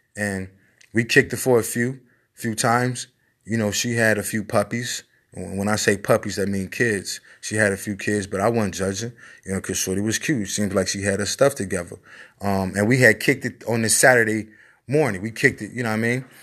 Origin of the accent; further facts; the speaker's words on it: Chicago, Illinois, United States; I'm from Chicago